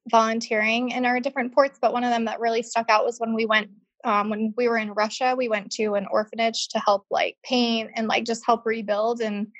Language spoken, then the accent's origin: English; Scotland, United Kingdom; also born or lived in Spain; now in United States; I grew up between part of my life in Scotland and then part of my life in Spain.